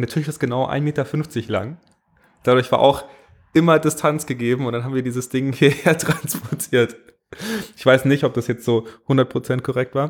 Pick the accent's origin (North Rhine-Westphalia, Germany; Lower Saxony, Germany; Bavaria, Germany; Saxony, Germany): Bavaria, Germany; Ich komme aus Bayern